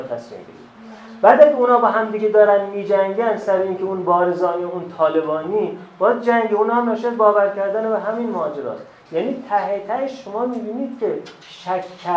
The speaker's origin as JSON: {"language": "Persian", "country": "Iran", "tie": "born there", "said": "من در ایران به دنیا آمدم"}